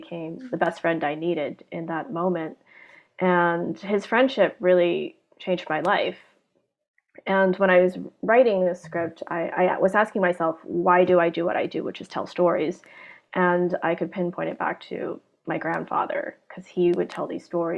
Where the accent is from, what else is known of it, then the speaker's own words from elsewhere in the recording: Hong Kong; when I was growing up in Hong Kong